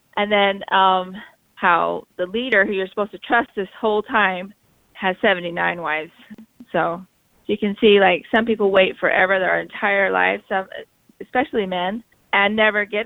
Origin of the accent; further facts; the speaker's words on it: Sandy, Utah, United States; I was born in Sandy, Utah, which at that time had a bunch of SLDS there. And I went to Alta Academy